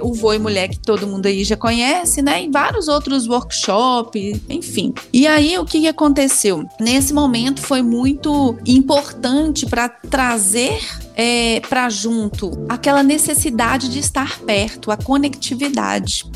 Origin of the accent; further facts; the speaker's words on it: Belo Horizonte, Minas Gerais, Brazil; now in Pedro Leopoldo, Brazil; Eu nasci em Belo Horizonte, vim para Pedro Leopoldo aos 13 anos de idade